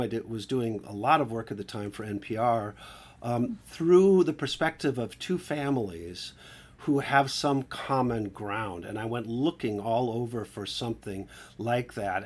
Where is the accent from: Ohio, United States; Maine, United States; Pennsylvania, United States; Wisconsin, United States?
Wisconsin, United States; Milwaukee; I grew up Catholic in, in, uh, the upper Midwest in Milwaukee